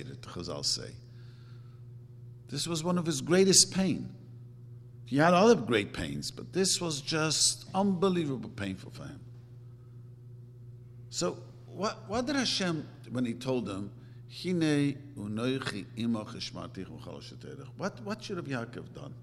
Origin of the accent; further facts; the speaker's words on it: New York City, New York, United States; I grew up in Williamsburg